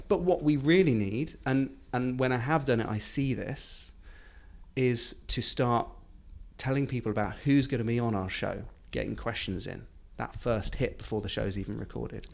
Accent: United Kingdom; being, being British

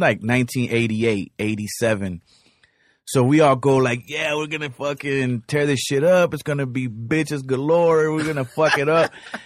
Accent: South Gate, California, United States; also born or lived in Cuba; a little nigga from Southgate

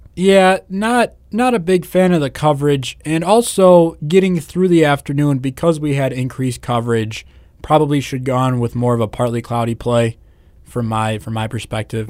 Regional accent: Northwest Indiana, United States; I'm from Northwest Indiana

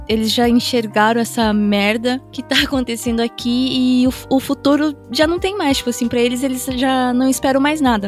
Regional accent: Japan; uma pessoa que cresceu aqui no Japão e parte de mim. Eu, eu já sou japonesa, eu já me considero japonesa no sentido assim de eu fui criada aqui

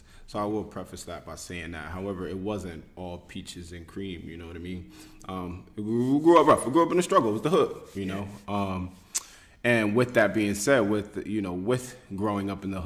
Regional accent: Trenton, New Jersey, United States; also born or lived in Willingboro, New Jersey / Pennsylvania; I'm originally from Jersey. Born and raised Trenton, New Jersey

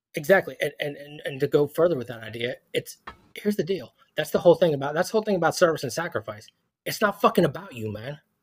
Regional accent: Philadelphia, Pennsylvania, United States; moved away; I'm from Philadelphia

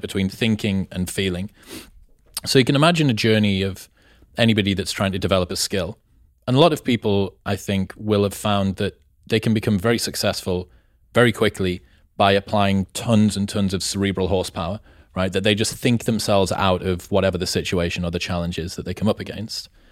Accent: England, United Kingdom; I'm from England

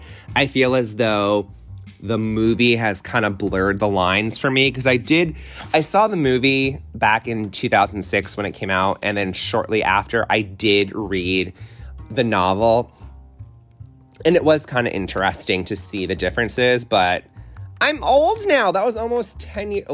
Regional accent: Connecticut, United States; moved away; I'm originally from Connecticut

